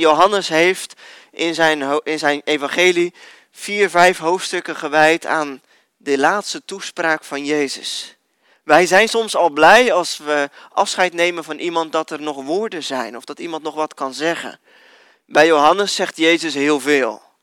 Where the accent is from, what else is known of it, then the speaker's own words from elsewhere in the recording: Netherlands; als Nederlanders